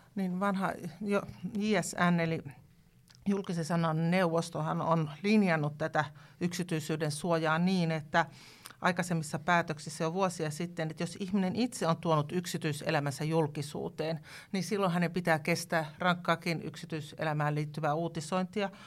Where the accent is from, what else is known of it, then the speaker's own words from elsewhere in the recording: Tampere, Pirkanmaa, Finland; now in Lapland, Finland; Minä olen Järvi-Suomen kasvatti tuota, Tampereelta ja, ja tota, nyt on tietenkin Lapissa elänyt jo yli 30 vuotta